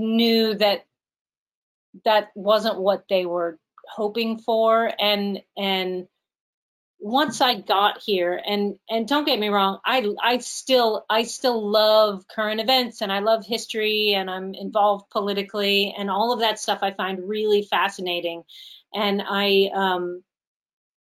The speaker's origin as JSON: {"language": "English", "town": "Pittsburgh", "region": "Pennsylvania", "country": "United States", "moved": "as an adult", "said": "I'm from Pittsburgh"}